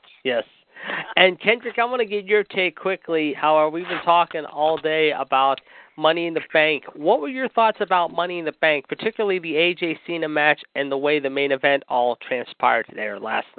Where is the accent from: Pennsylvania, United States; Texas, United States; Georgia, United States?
Pennsylvania, United States; Pittsburgh; Raw, of course, will be in my hometown of Pittsburgh